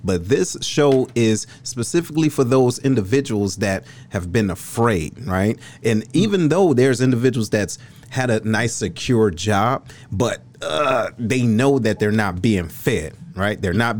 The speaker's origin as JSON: {"language": "English", "town": "Detroit", "region": "Michigan", "country": "United States", "said": "I'm from Detroit"}